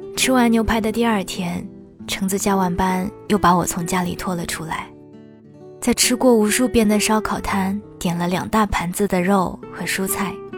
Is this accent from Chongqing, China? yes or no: no; Shanghai, China; 我是土生土长的上海姑娘呀